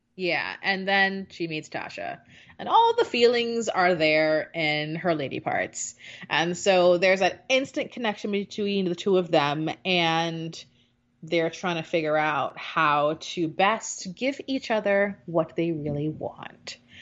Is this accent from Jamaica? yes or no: yes; Jamaica; moved away; growing up in Jamaica